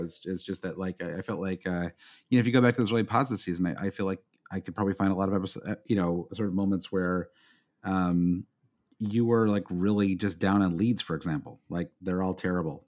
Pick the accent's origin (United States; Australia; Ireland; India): United States; as an American